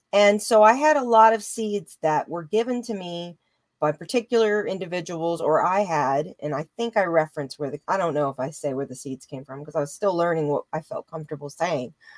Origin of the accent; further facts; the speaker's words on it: Louisiana, United States; moved away; also born or lived in Colorado / California; I come from Louisiana. I was born in the South